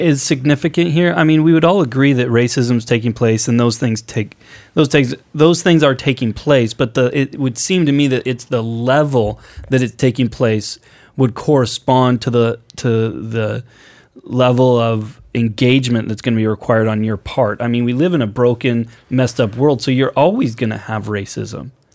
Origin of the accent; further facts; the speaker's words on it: Portland, Oregon, United States; growing up on the West Coast, growing up in Portland, I, I saw virtually no racism growing up, going to high school in Portland.